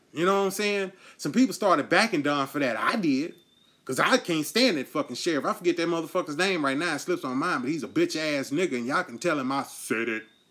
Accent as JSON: {"language": "English", "country": "United States", "said": "we as the American people"}